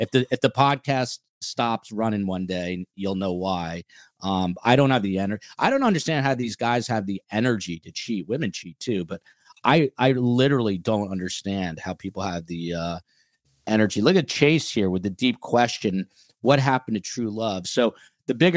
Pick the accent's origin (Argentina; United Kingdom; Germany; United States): United States; also born or lived in New York; I'm from New Jersey and New York